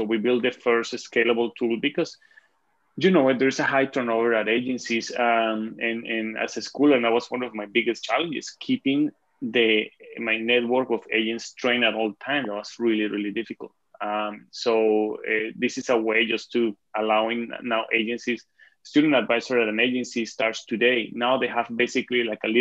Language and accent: English; Venezuela; English is a second language; moved away as an adult; now in Canada; I live in Canada, but I'm originally from Venezuela.